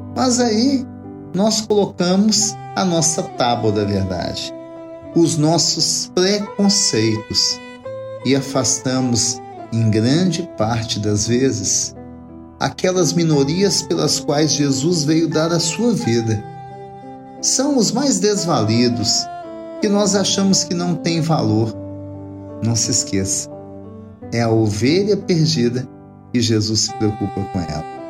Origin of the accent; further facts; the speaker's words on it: Minas Gerais, Brazil; nossa Minas Gerais